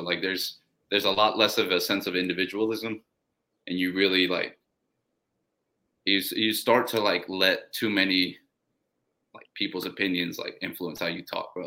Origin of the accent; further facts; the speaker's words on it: Columbus, Ohio, United States; also born or lived in Oaxaca, Mexico; I was born here, but then I was raised in Mexico. So when they brought me back, they raised me full Mexican